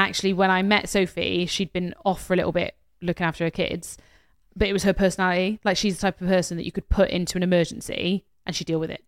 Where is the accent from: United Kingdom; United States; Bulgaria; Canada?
United Kingdom; we're British